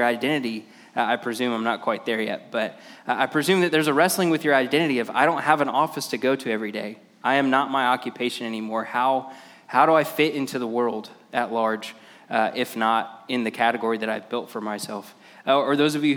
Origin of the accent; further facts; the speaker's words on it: Lakeland, Florida, United States; now in Ocala, United States; I'm from Ocala, but I grew up in Lakeland